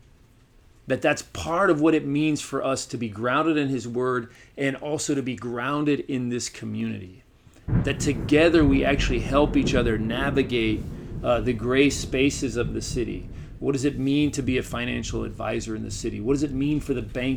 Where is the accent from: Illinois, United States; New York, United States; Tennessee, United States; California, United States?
Tennessee, United States; Chattanooga; moved away; my hometown in Chattanooga